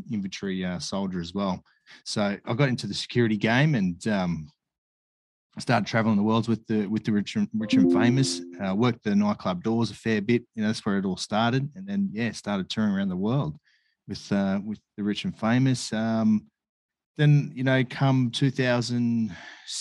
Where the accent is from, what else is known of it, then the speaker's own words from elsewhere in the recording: Brisbane, Queensland, Australia; moved away as an adult; also born or lived in Sydney; I grew up in Brisbane and, did all my schooling throughout Brisbane